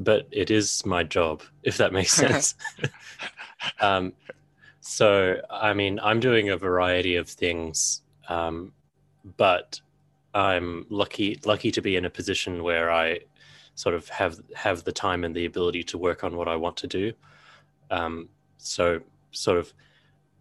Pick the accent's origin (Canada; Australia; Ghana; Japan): Australia; as an Australian bloke